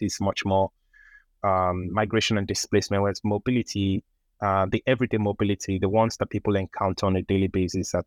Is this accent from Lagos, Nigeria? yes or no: yes; Lagos, Nigeria; moved away; I grew up in Lagos, which is Nigeria's commercial capital and Africa's largest metropolis